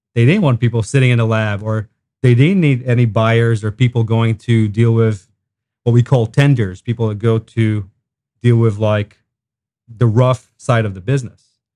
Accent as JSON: {"language": "English", "country": "Israel", "tie": "born or raised there", "moved": "as an adult", "lives_now": "Wentzville, United States", "said": "I grew up in Israel"}